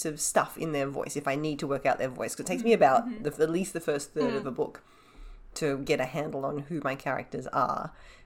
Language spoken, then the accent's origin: English; Australia; as an Australian